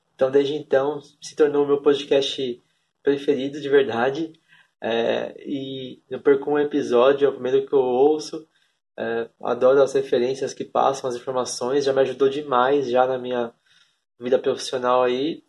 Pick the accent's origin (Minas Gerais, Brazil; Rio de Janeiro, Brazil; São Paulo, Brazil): São Paulo, Brazil; Guarulhos; tenho 24 anos, sou de Guarulhos, aqui em São Paulo.